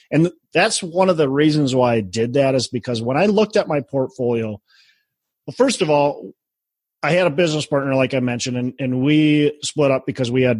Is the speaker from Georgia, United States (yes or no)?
no; Minneapolis, Minnesota, United States; my hometown, Minneapolis